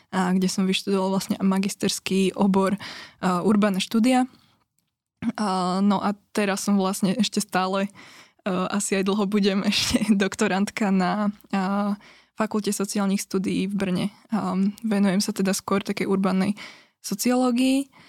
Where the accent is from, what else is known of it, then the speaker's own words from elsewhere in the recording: Piešťany, Trnava Region, Slovakia; also born or lived in Brno; projektom v Piešťanoch, odkiaľ pochádzam